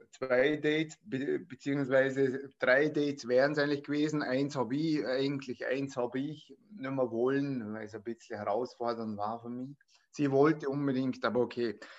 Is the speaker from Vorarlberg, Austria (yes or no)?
yes; Vorarlberg, Austria; bin aus Vorarlberg